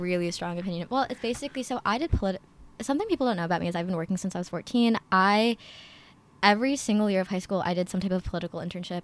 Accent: Princeton, New Jersey, United States; also born or lived in Chicago, Illinois; I am from Princeton, New Jersey, but I was born in Chicago

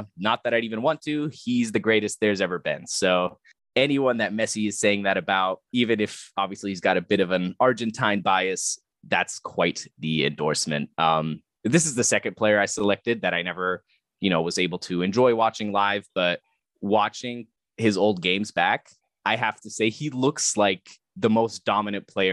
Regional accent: Germany; Growing up in Germany

